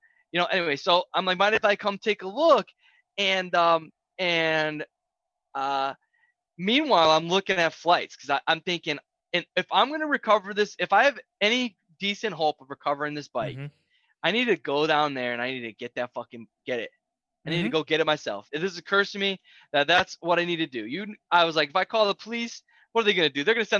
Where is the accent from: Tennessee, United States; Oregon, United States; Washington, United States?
Tennessee, United States; Nashville; I told him I was coming from the other side of Cheatham County. I didn't tell him I was from Nashville.